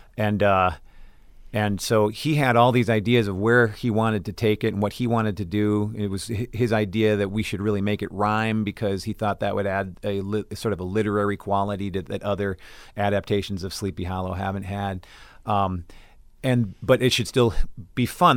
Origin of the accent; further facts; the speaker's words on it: Brooklyn Center, Minnesota, United States; I am from Brooklyn Center, Minnesota